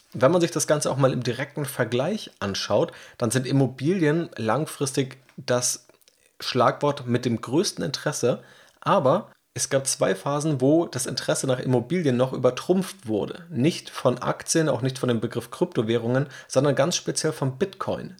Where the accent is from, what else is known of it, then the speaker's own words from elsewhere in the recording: Hamburg, Germany; ich als Hamburger